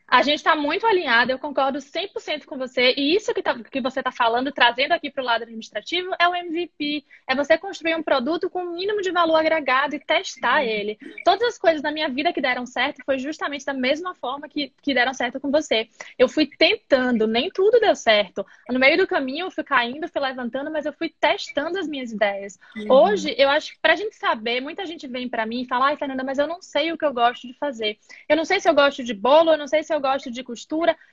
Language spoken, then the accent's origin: Portuguese; Bahia, Brazil; moved away as an adult; now in United States; eu sou da Bahia